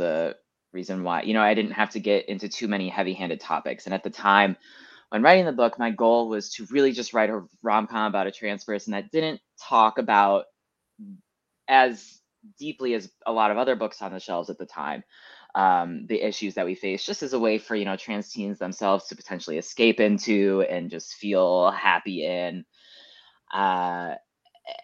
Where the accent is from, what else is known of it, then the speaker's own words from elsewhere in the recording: outside Metro Detroit, Michigan, United States; also born or lived in Ann Arbor, Michigan; I grew up sort of outside of Metro Detroit